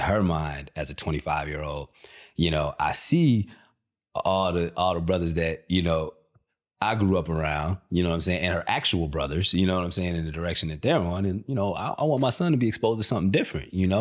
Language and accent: English; Country Club Hills, Illinois, United States; moved away; also born or lived in Markham, Illinois / Hazel Crest, Illinois; I'm from the south, south, south suburbs, uh, area called, uh, Country Club Hills. Uh, it's also Markham down there that I lived, uh, and Hazelcrest.